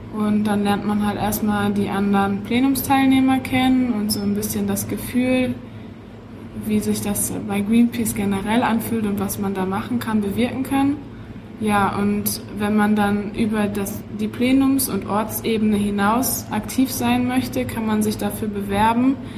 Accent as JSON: {"language": "German", "town": "Witten", "region": "North Rhine-Westphalia", "country": "Germany", "tie": "born or raised there", "lives_now": "Dortmund, Germany", "said": "Ich bin in Witten geboren, ähm, studiere an der Ruhr-Universität Bochum, aber wohne in Dortmund, also ganz Ruhrgebiet"}